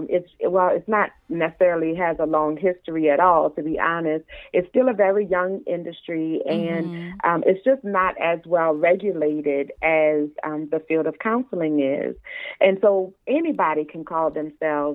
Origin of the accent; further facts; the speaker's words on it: New Orleans, Louisiana, United States; now in South Florida, United States; I'm from New Orleans, but my husband and I live in South Florida